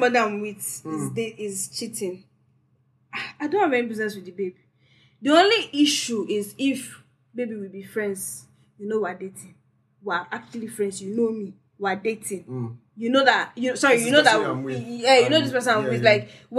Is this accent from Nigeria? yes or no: yes; Port Harcourt, Rivers State, Nigeria; I grew up in Port Harcourt now